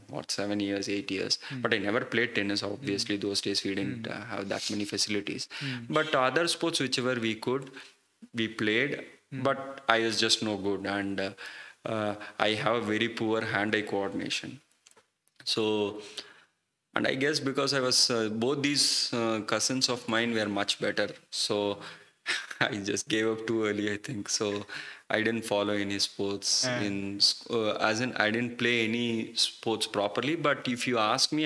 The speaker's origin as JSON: {"language": "English", "town": "Chennai", "region": "Tamil Nadu", "country": "India", "tie": "born or raised there", "moved": "yes", "lives_now": "Hyderabad, India", "said": "I grew up in Chennai"}